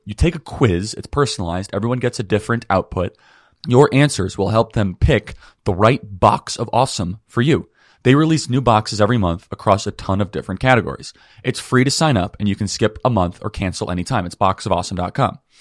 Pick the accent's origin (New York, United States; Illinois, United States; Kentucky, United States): Illinois, United States; Wheeling; I grew up in Wheeling.